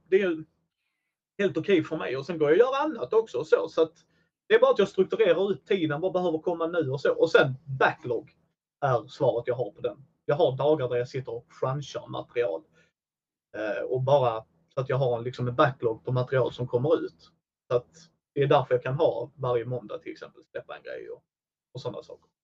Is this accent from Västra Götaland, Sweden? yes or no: no; Helsingborg, Skåne, Sweden; Jag är från Helsingborg